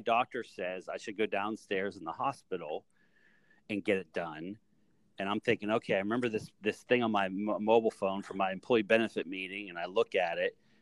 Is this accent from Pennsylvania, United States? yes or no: yes; Greensburg, Pennsylvania, United States; I grew up in Greensburg, Pennsylvania